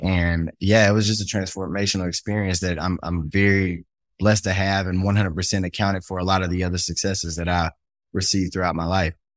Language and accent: English; Shreveport, Louisiana, United States; I grew up in Cedar Grove, an all black neighborhood